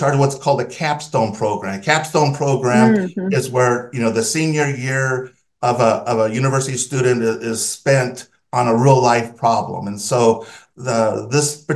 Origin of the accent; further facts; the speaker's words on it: Southern California, United States; I grew up in Southern California in the USA, and my water came out of a tap